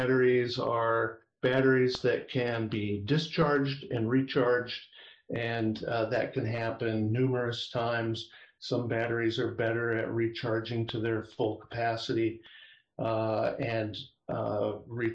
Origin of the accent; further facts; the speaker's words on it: Iowa, United States; moved away as an adult; also born or lived in San Francisco Bay Area, California; now in Sacramento foothills, California, United States; Born and raised in Iowa, education there as an undergraduate